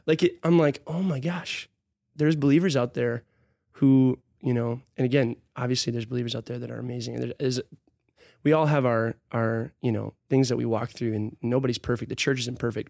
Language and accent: English; Hudson, Wisconsin, United States; also born or lived in Minneapolis / Arkansas; I grew up in Hudson